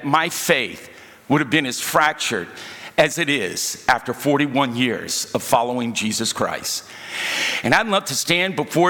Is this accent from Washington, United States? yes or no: no; Louisiana, United States; now in California, United States; originally, I'm from Louisiana, and I have a lot of relatives.